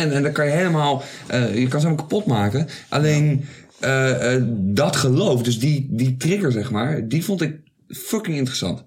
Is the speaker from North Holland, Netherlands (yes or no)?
no; Zoetermeer, South Holland, Netherlands; ik kom oorspronkelijk uit Soetermeer